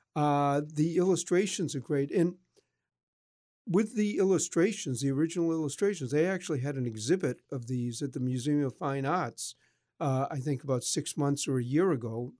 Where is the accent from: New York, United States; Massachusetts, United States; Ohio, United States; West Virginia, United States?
Massachusetts, United States; Boston; I grew up in Boston